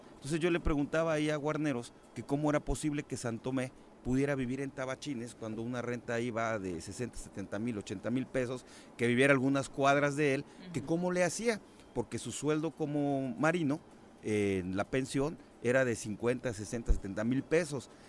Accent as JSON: {"language": "Spanish", "town": "Huitzilac", "region": "Morelos", "country": "Mexico", "tie": "born or raised there", "said": "vengo criado de Huitzilac"}